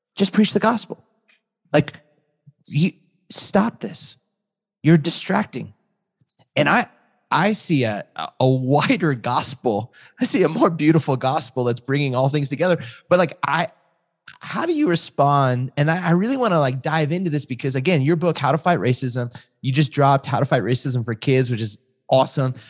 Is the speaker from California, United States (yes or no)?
yes; Southern California, United States; also born or lived in Chicago; I grew up in Southern California